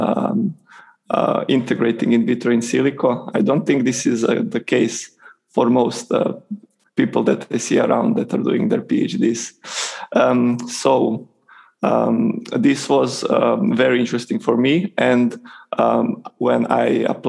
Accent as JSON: {"language": "English", "country": "Croatia", "also_born_or_lived": "Italy", "moved": "as an adult", "said": "I am from Croatia"}